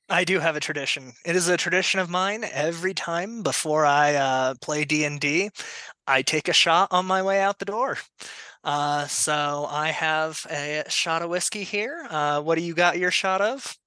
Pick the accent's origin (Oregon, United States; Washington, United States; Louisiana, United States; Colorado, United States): Colorado, United States; also born or lived in Denver metro; I am from Colorado, been here pretty much my whole life. Uh, grew up out in the middle of nowhere